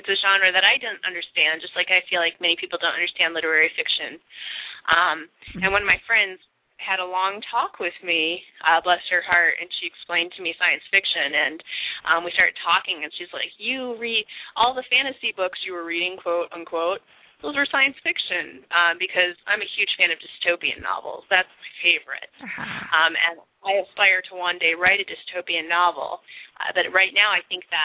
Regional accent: Oxford, Michigan, United States; my hometown, Oxford, Michigan. It's a super small podunk suburb, and it was really boring to live there growing up.

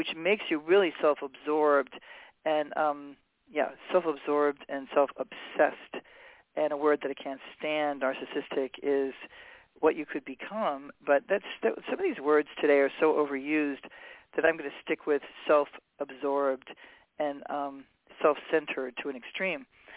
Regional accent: New York City, New York, United States; also born or lived in Hawaii; now in Los Angeles, United States; I grew up in New York City. I finished growing up in Hawaii.

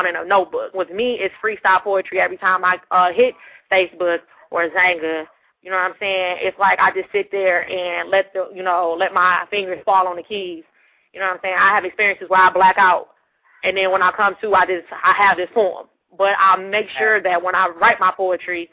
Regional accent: Detroit, Michigan, United States; I'm from Detroit

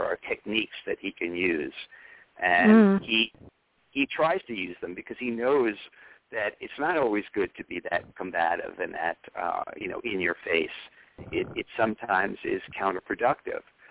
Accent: New York City, New York, United States; I grew up on Madison Avenue

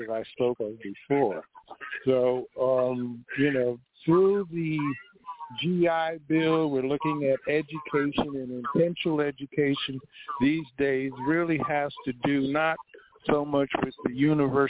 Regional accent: Niger Delta, Akwa Ibom, Nigeria; I'm from the Niger Delta region of Nigeria, the oil-producing area, Akwa Ibom State is my home

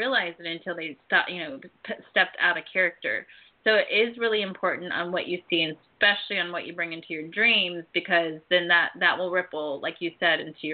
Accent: Ohio, United States; I grew up in Ohio

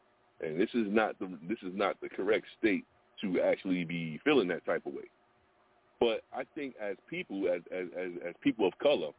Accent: New York, United States; now in Southern United States; I'm from New York

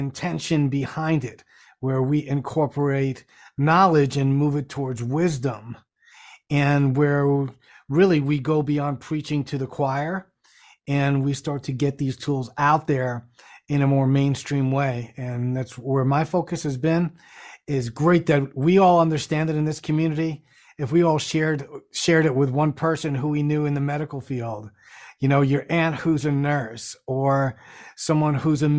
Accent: New York City, New York, United States; my friends that I grew up with in the Bronx, and I grew up in New York City

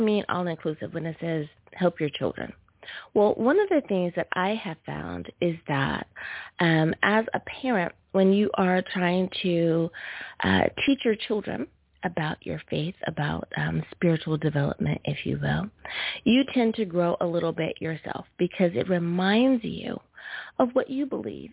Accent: United States; my home country, good old USFA

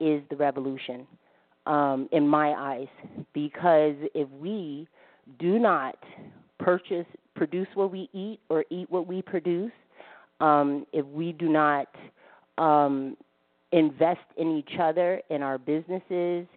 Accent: United States; now in Canada; I was born here in America, eight generations

